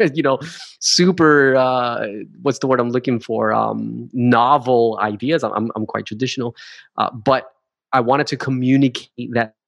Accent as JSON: {"language": "English", "region": "New Jersey", "country": "United States", "tie": "born or raised there", "also_born_or_lived": "Hawaii", "moved": "as an adult", "lives_now": "Australia", "said": "So I'm originally a Jersey boy. I'm from New Jersey. I grew up 20 minutes south of Manhattan."}